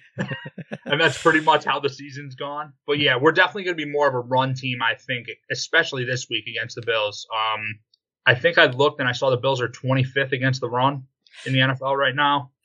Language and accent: English; Western New York, United States; I'm from Western New York.